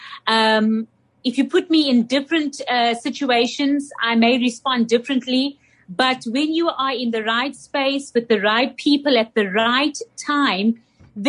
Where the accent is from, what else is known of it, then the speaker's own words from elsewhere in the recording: South Africa; as a South African, I've been able to see the transitions that our nation has gone through